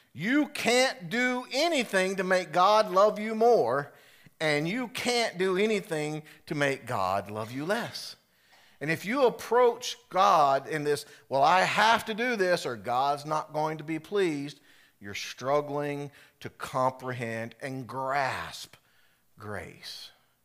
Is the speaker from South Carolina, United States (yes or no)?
yes; South Carolina, United States; For me, growing up in South Carolina, Carowinds was our amusement park.